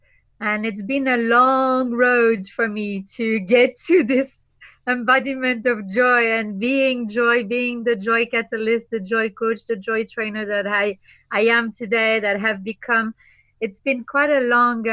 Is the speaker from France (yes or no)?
yes; Normandy, France; I am originally from Normandie, France. Yes, the north of France.